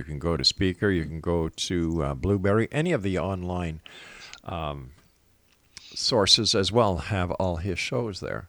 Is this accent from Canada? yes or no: yes; Canada; Our Canadian government